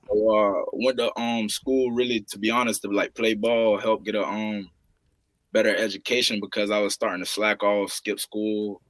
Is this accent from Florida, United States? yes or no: yes; St. Petersburg, Florida, United States; growing up here, man, I'm from St. Petersburg, Florida, seven two seven